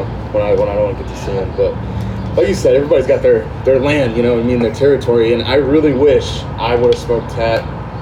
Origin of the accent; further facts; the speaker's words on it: Tampa, Florida, United States; I grew up in Ybor City